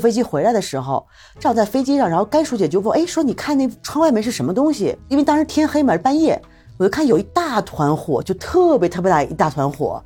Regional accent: Jilin, China; moved away as an adult; also born or lived in Beijing; now in Mexico; 我是在吉林出生的

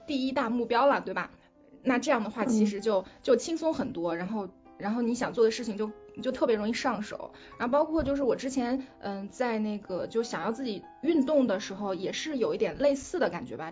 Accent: China; 我们中国人

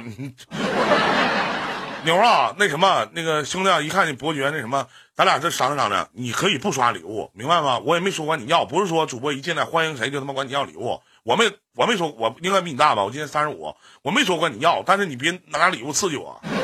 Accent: Northeast China, China; also born or lived in Beijing; 我们东北

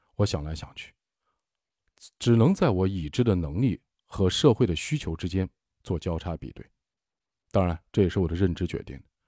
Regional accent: Shaanxi, China; accent: Shaanxi dialect; 我们陕西话“念驴踢死人”

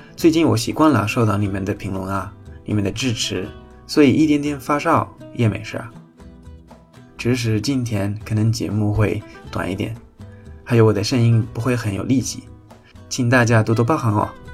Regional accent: Spain; 我们西班牙人

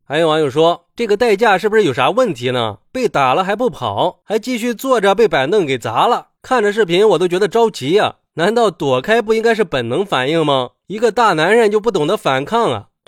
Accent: Shanghai, China; 我想说，作为一个上海人，我很反感呀

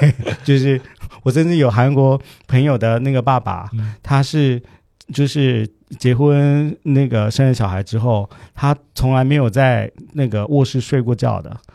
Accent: Taiwan; 我们在台湾小

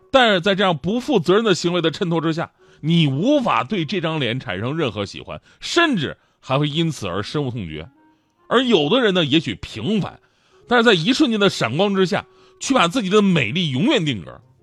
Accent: Changchun, Jilin, China; 就在我们老家长春

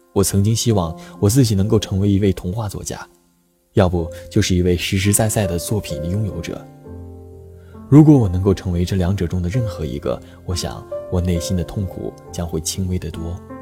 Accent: China; 作为一个中国人，只有了解本国的历史和文化，才有资格走出去

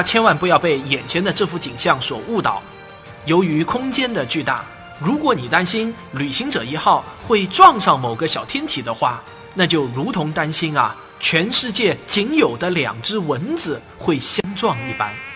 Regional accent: Jinhua, Zhejiang, China; also born or lived in Shaoxing; 我是绍兴人，但我成长在金华的一个核工业研究所的大院内

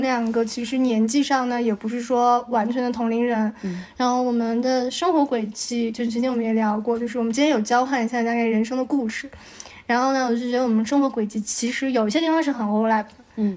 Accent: Shanghai, China; moved away as an adult; also born or lived in northern China / United States / Taiwan / Beijing; 我是生在北方的，比较小的时候就，呃，去上海开始生活

